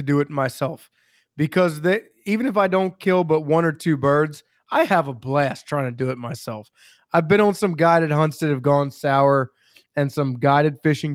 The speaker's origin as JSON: {"language": "English", "region": "Maryland", "country": "United States", "said": "I'm from Maryland"}